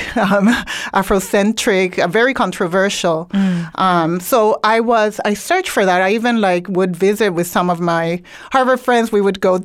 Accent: Ponce, Puerto Rico; now in Brooklyn, United States; I grew up in Puerto Rico, in Ponce, Puerto Rico

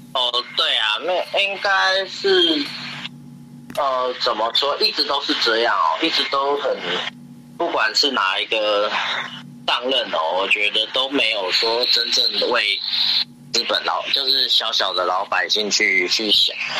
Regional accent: Taiwan; 我们台湾人的习惯就是，呃，我们有一种很惯性的亚洲人的习惯

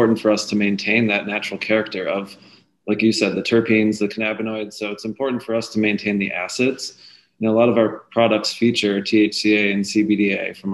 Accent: Wisconsin, United States; now in California, United States; I'm from Wisconsin too. So I look forward to when, you know, my home state has access to this medicine

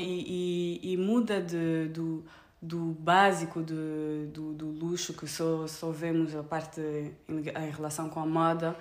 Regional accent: Paris, Île-de-France, France; Portuguese is a second language; also born or lived in Luanda, Angola; now in Portugal; sou francesa e angolana, cresci entre Paris e Luanda

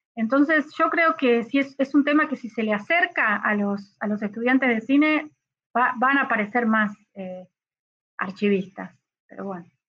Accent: Argentina

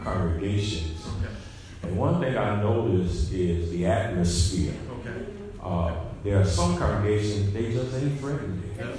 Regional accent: Dayton, Ohio, United States; moved away; My hometown is Dayton, Ohio. I have a sister there.

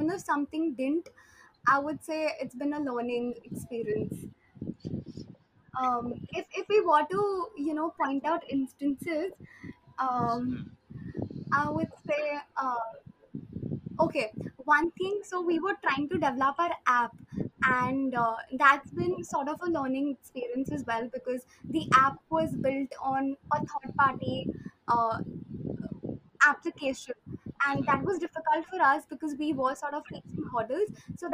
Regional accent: Kolkata, West Bengal, India; we are from Calcutta

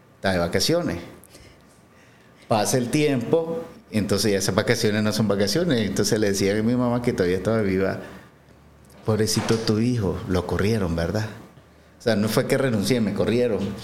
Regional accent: San Marcos, Carazo, Nicaragua; moved away as an adult; soy de Carazo, eh, nací en San Marcos, ahí viví un montón de tiempo, me trasladé hace, hace poco para acá

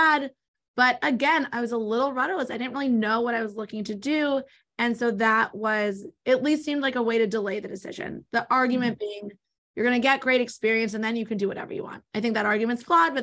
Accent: Los Angeles, California, United States; also born or lived in New York; raised in L.A., now back in L.A., raised mostly on the West Side, grew up in Mar Vista.

